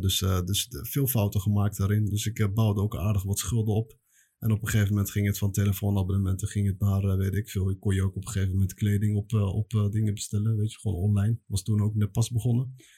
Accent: The Hague, South Holland, Netherlands; moved away as an adult; also born or lived in Belgium; now in Morocco; Ik ben opgegroeid in, ja, geboren in Spoorwijk in Den Haag. Maar eh, opgegroeid in eh, Transvaal eh, en dan een beetje Schilderswijk

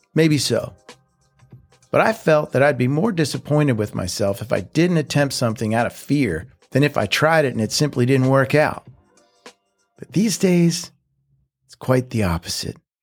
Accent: Philadelphia, Pennsylvania, United States; moved away as an adult; also born or lived in Nashville; now in Mexico; the growing up in Philly beginning

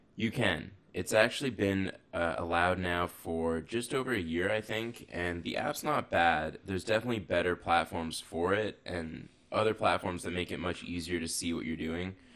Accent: Canada; I'm Canadian

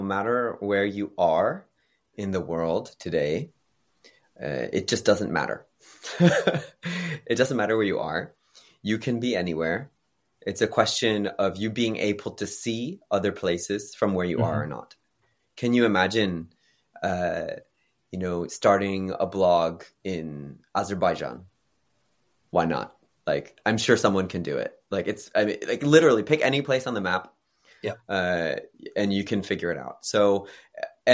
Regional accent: United States; now in South Korea; my home country in the United States

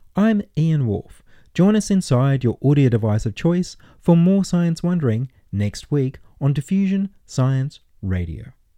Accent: Australia; we can be identified as Australians

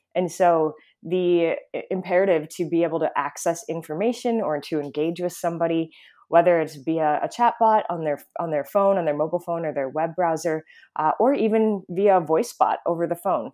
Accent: Midwest, United States; also born or lived in Mid-Atlantic; now in California, United States; I'm born and raised in the Midwest

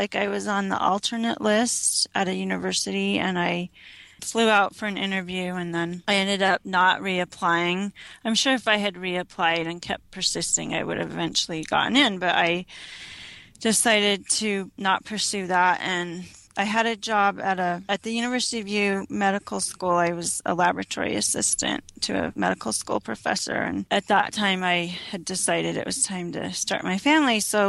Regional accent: Utah, United States; also born or lived in Arizona / Michigan / Illinois / New York; I was born in Arizona, lived in Michigan, Illinois, New York, and then my dad's a professor at BYU, so we settled in Utah when I was in fourth grade, and so I finished out my public school years in Utah

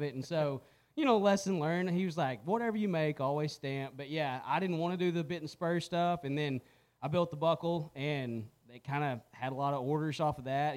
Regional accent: Anson, Texas, United States; moved away as an adult; now in Albany, United States; growing up in Anson, man, we farmed

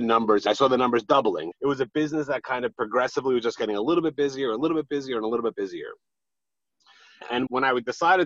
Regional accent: New York City, New York, United States; now in Long Island, United States; I'm from Queens, Fresh Meadows, Queens, not Long Island. I happen to reside in Long Island right now under protest, but I do reside from Queens originally.

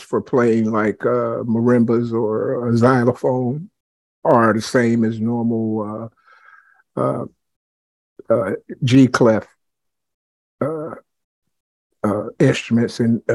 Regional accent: Dayton, Ohio, United States; also born or lived in Clayton, Ohio; I'm originally from the Dayton area

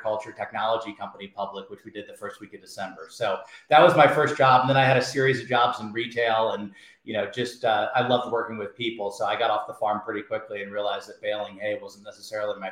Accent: Indianapolis, Indiana, United States; moved away; also born or lived in Alabama; I grew up in a town called Indianapolis, Indiana

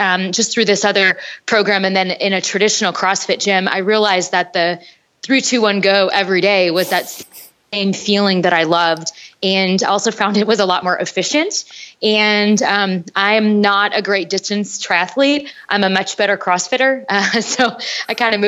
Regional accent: North Dakota, United States; moved away; I'm from North Dakota originally and we didn't have girls soccer at my level.

